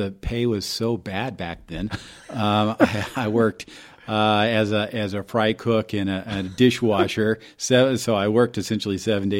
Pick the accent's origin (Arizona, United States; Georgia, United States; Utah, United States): Arizona, United States; Phoenix; So I grew up in Phoenix